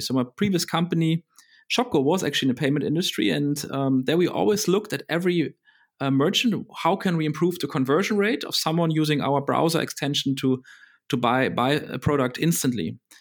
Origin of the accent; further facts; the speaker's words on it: Berlin, Germany; I grew up in Berlin